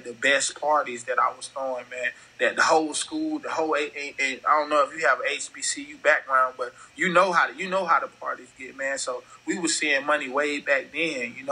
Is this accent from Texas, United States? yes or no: no; Fort Lauderdale, Florida, United States; also born or lived in Arkansas; now in Houston, United States; growing up in Fort Lauderdale